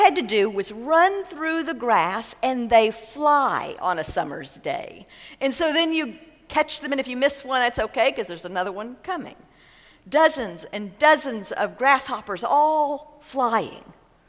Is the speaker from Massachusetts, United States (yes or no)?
no; Texas, United States; Growing up in West Texas, we loved going to the lake in the summer.